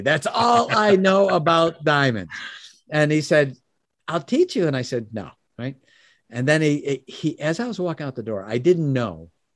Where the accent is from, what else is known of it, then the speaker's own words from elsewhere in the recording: Chicago, Illinois, United States; moved away as an adult; also born or lived in Oak Brook, Illinois; now in Michigan, United States; I was born in Chicago, Chicago, Illinois. Um, I live in Michigan now, but first thirty years of my life was in Chicago